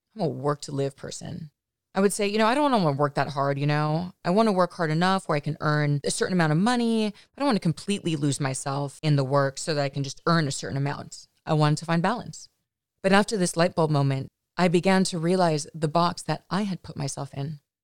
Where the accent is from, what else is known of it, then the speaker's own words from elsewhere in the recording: Los Angeles, California, United States; I'm from the Valley in Los Angeles and grew up a relatively normal kind of life.